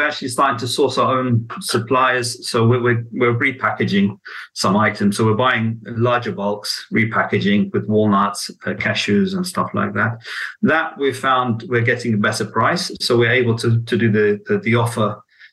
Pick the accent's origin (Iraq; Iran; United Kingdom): Iraq; Baghdad, Baghdad Governorate; I was born in Baghdad as well